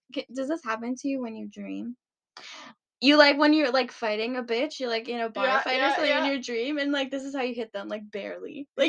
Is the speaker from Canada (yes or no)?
yes; Canada; And I'm Canadian. Like, obviously I love winter. Yeah. I was born in it.